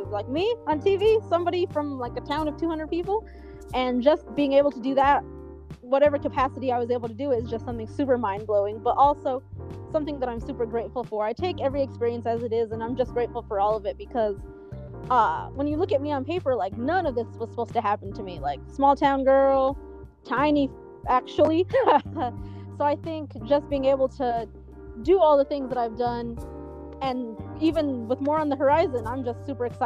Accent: New Mexico, United States; So I'm like, hey guys, in case you didn't know, I'm from New Mexico.

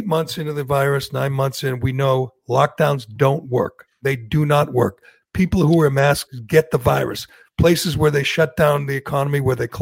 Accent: Massachusetts, United States; I'm from Massachusetts

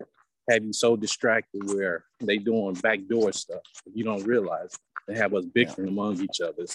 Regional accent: United States; we as American people

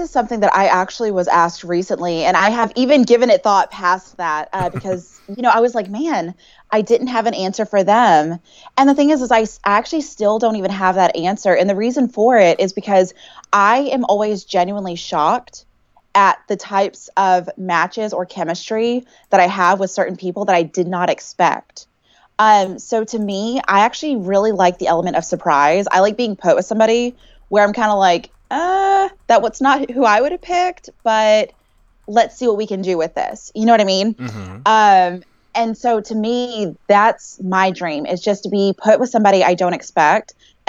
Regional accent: Texas, United States; It's something I haven't used in a long time, but I feel like, okay, I'm from Texas.

